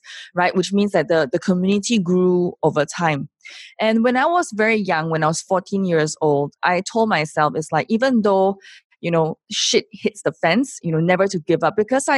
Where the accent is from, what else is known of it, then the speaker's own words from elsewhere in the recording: Singapore; I am from Singapore